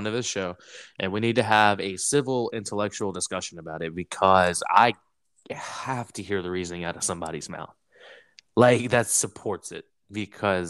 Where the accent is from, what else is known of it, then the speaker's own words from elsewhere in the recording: Texas, United States; growing up in Texas